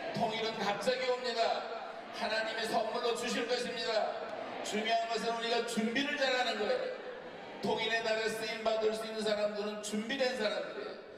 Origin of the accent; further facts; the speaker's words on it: North Korea; now in South Korea; 우리 탈북민들